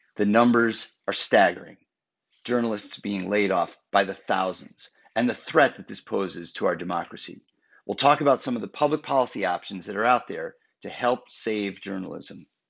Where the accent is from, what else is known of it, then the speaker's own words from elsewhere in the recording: Wisconsin, United States; I'm from Wisconsin